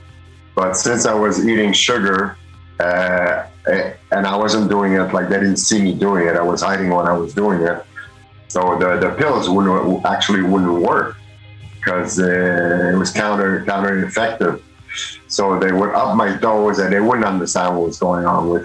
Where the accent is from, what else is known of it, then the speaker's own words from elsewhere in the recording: Montreal, Quebec, Canada; I'm actually from Montreal in Quebec, Canada. I was born and raised in a little suburb. It's outside of Montreal, about a bridge away from Montreal in Quebec.